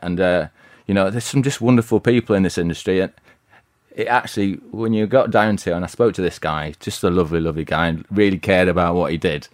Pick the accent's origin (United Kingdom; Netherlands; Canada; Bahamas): United Kingdom; Bradford, Halifax, Yorkshire and the Humber; I'm from Yorkshire